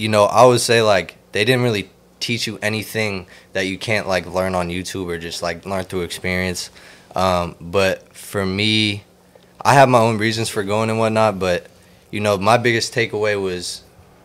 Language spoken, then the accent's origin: English; Oakland, California, United States; also born or lived in Berkeley; now in San Francisco, United States; I was born and raised in Oakland. Well, technically Berkeley.